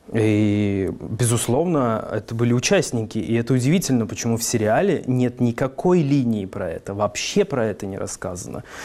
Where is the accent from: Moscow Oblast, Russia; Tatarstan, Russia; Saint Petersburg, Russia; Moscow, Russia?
Tatarstan, Russia; Kazan; Я из Дербышек. Это район, собственно, Казани